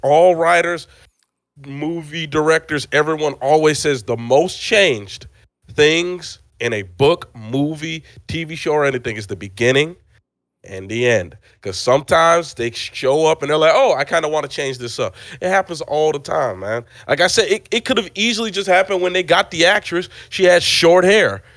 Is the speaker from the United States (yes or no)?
no; Nigeria; I am Nigerian